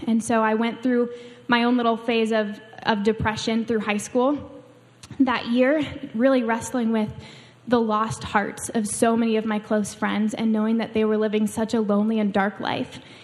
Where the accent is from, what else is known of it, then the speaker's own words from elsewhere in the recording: Washington, United States; moved away as an adult; I grew up in Washington State, on the other side of the country. I grew up right on the Canadian border and the edge of the ocean